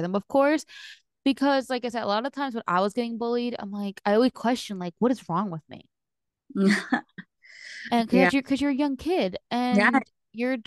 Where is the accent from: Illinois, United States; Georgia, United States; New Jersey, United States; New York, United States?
New Jersey, United States; now in Florida, United States; I'm originally from New Jersey